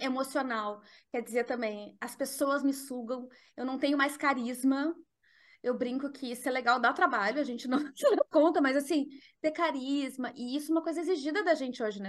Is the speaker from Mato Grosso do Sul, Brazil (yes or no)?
no; Porto Alegre, Rio Grande do Sul, Brazil; moved away as an adult; now in Netherlands; Eu sou de Porto Alegre e hoje eu moro na Holanda, faz seis anos que eu moro na Holanda.